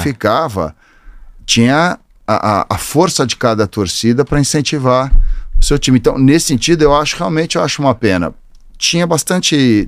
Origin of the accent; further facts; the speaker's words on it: São Paulo, Brazil; Eu sou paulistano, nascido, criado e vivo, vivi aqui a vida inteira